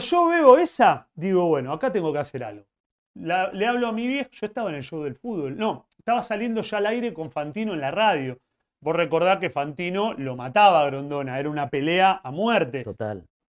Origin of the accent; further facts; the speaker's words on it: Avellaneda, Buenos Aires Province, Argentina; Yo me, crié en Avellaneda, soy de Avellaneda.